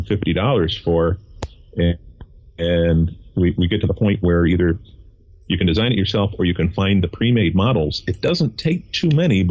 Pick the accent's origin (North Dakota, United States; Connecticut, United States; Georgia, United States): Connecticut, United States; I'm from Connecticut. We have hills. There's almost nothing flat here.